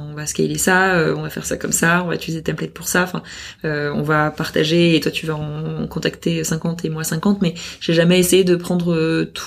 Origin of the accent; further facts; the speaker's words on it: France; moi accessoirement donc je suis française déjà c'est une boîte française